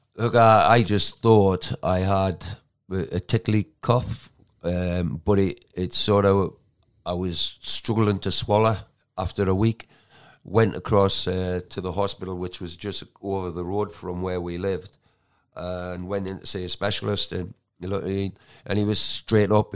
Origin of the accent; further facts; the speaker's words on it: Geordie, North East England, United Kingdom; moved away; also born or lived in Manchester; I'm a Geordie